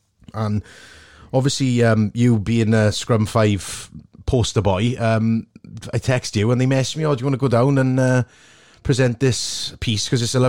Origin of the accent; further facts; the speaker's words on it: Port Talbot, Wales, United Kingdom; obviously I grew up in Portalbert.